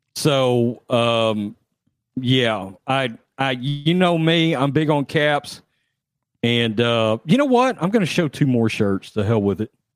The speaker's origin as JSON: {"language": "English", "region": "Texas", "country": "United States", "said": "I'm from Texas"}